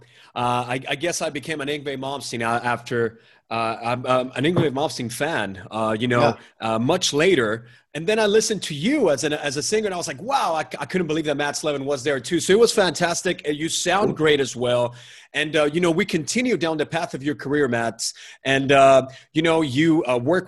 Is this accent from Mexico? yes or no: yes; Mexico; moved away; I'm originally from Mexico